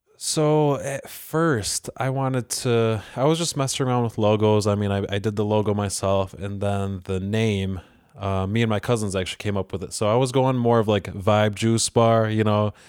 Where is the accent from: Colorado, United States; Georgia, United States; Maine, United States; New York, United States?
New York, United States; Churchville; also born or lived in Rochester, New York (Avenue D); in third grade, we moved out to, to Churchville.